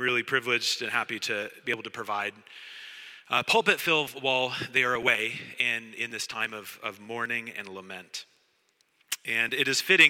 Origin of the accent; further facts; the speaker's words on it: Oregon, United States; moved away as an adult; also born or lived in Saskatchewan, Canada; now in Montreal, Canada; I grew up in Oregon